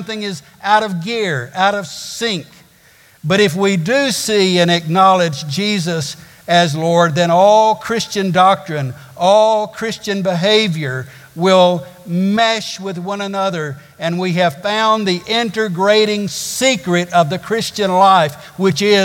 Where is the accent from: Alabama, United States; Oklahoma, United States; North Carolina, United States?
Alabama, United States; Arab; I grew up in a place called Arab. I have a brother that lives in Joppa, and you have to go through Egypt to get there. I grew up in the Holy Land of Alabama.